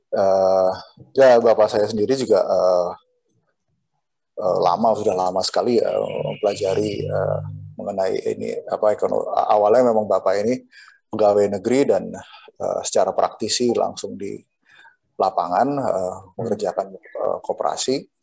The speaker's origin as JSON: {"language": "Indonesian", "town": "Cilacap", "region": "Central Java", "country": "Indonesia", "tie": "born or raised there", "said": "Bener-bener dari akar rumput di kampung saya di Cilacap"}